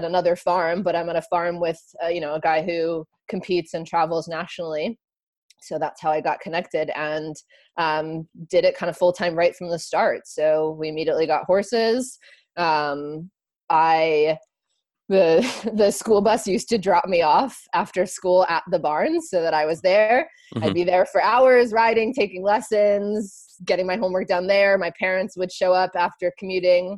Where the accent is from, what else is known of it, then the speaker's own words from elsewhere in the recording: Long Island, New York, United States; moved away; also born or lived in Lambertville, New Jersey / Florida; I grew up in Long Island